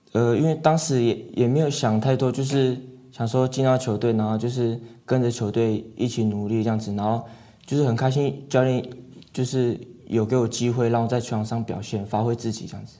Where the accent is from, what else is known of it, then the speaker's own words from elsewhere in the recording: Hualien County, Taiwan; 小时候是在外婆家长大的这样子，是。然后也会跟着部落里的人们一起打球啊，不管是篮球、棒球都打这样子